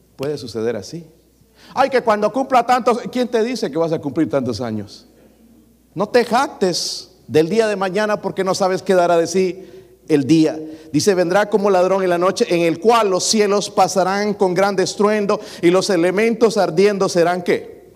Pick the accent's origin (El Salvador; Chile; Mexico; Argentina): El Salvador; now in United States; yo soy del Salvador